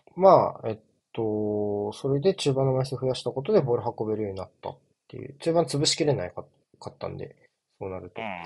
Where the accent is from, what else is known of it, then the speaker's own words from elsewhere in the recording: Tokyo, Japan; 僕、東京出身なんですけど